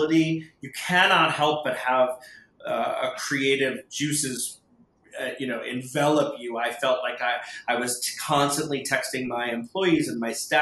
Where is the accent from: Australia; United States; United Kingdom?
United States; Chicago, Illinois; moved away; also born or lived in California; I'm originally from Chicago